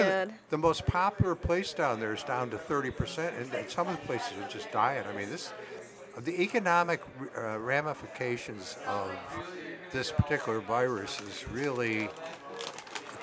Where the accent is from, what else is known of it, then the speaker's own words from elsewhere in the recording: Downers Grove, Illinois, United States; I'm from Downers Grove, which we call Upper's Grove.